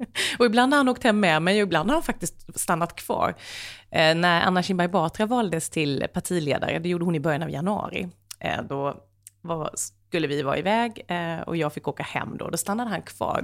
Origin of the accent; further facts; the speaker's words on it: Sweden; jag är ju ändå svensk